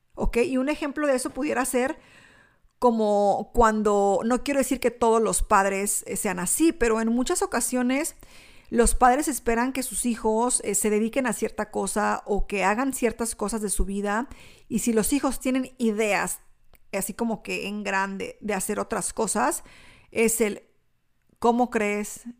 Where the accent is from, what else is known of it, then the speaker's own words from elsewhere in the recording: Mexico; now in United States; yo soy mexicana, nací en México